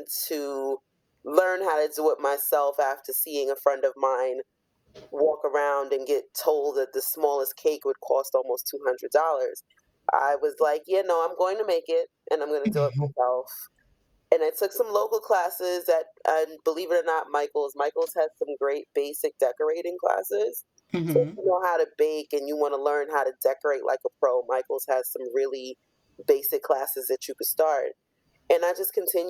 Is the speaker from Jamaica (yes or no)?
yes; Jamaica; I am a Jamaican born native